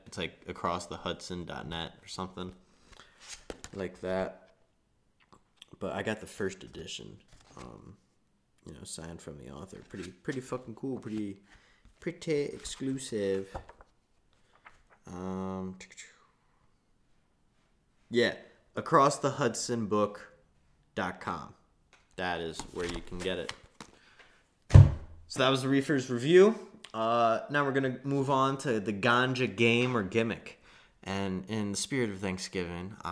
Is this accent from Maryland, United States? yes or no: yes; Baltimore, Maryland, United States; moved away; I'm from Baltimore